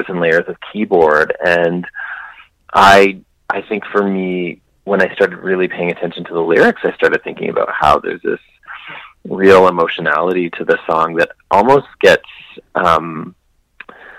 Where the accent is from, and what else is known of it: Edmonton, Alberta, Canada; born or raised there; now in Toronto, Canada